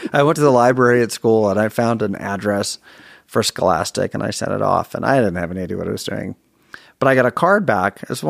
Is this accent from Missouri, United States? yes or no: yes; St. Louis, Missouri, United States; born there; also born or lived in Germany / Chicago; I was born in St. Louis, spent 6 wonderful months there that I don't remember. Moved to Germany, spent 5 years there.